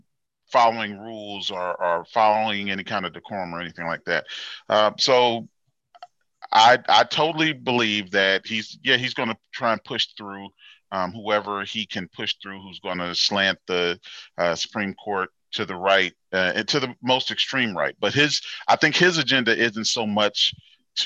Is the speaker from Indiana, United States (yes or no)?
yes; Gary, Indiana, United States; now in Indianapolis, United States; I was raised in Gary, and I've been here in Indianapolis for about 21 years or so.